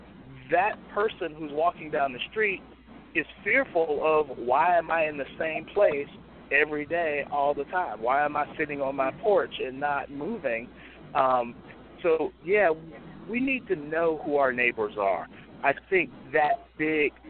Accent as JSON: {"language": "English", "town": "Chicago", "region": "Illinois", "country": "United States", "tie": "born or raised there", "moved": "yes", "lives_now": "Phoebus, United States", "said": "I grew up in Chicago, we could walk everywhere, 2, 3, 4, 10 blocks."}